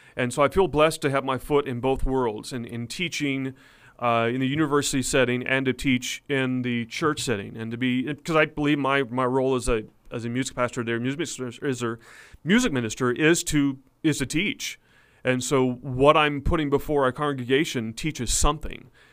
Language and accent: English; Blanchard, Oklahoma, United States; grew up in the town of Blanchard, Oklahoma, as a pastor's kid my whole life